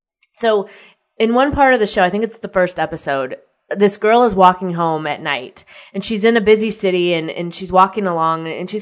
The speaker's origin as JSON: {"language": "English", "region": "Midwest", "country": "United States", "tie": "born or raised there", "said": "you know, I grew up in the Midwest, so tornadoes don't really faze me."}